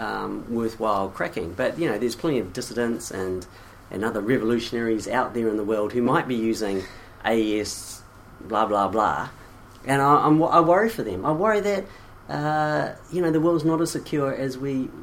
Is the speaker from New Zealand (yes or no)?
yes; New Zealand